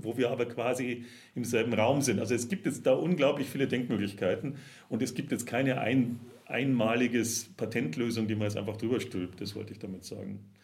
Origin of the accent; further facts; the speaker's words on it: Germany; now in Augsburg, Germany; als Deutscher